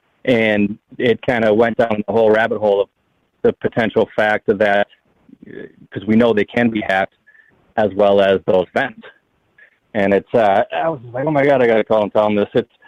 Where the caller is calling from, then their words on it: Wisconsin, United States; calling from Wisconsin.